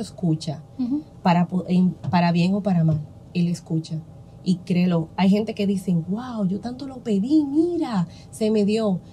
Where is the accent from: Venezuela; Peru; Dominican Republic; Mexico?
Dominican Republic; San Pedro de Macorís; en mi pueblo aquí, San Pedro de Macorís